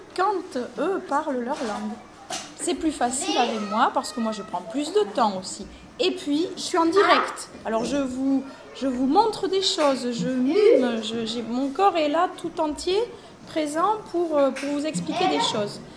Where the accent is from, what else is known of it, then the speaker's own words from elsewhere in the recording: France; accent: French; je vous parle anglais avec mon accent de française